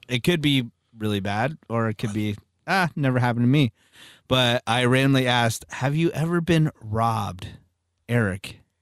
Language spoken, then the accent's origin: English; Redwood City, California, United States; I was born in Redwood City